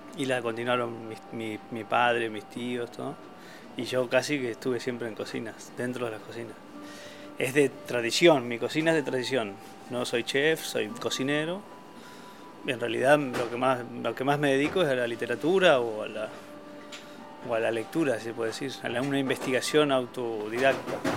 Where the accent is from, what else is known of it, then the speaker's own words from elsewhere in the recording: Olavarría, Buenos Aires Province, Argentina; also born or lived in Barcelona, Spain; now in Berlin, Germany; soy de Olavarría, el, la pampa húmeda.